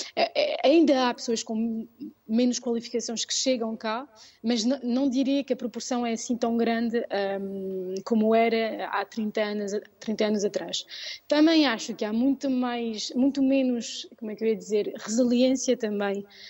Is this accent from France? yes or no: yes; Paris, Île-de-France, France; Eu nasci em Paris, uh, Paris mesmo, e sempre vivi cá.